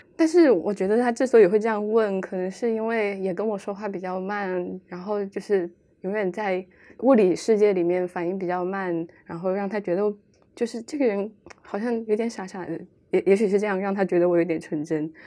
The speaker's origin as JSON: {"language": "Chinese", "region": "Chongqing", "country": "China", "tie": "born or raised there", "moved": "as an adult", "lives_now": "Beijing, China", "said": "我的心一直属于重庆"}